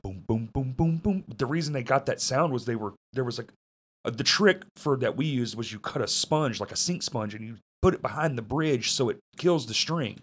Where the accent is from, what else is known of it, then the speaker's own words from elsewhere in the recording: Bryant, Arkansas, United States; moved away; also born or lived in Little Rock, Arkansas; I don't say I'm from fucking Bryant, dude. I say Little Rock.